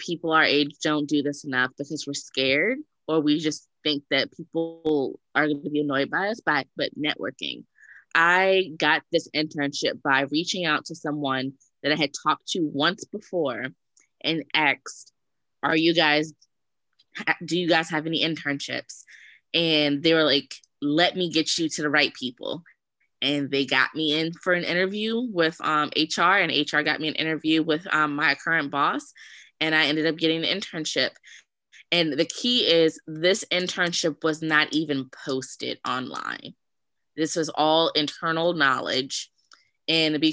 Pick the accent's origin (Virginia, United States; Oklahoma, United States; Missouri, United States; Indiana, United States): Virginia, United States; Richmond; I'm from Richmond, Virginia